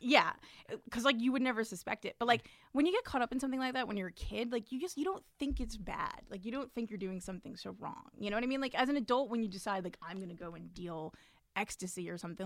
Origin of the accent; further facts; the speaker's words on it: New York City, New York, United States; me too, from Brooklyn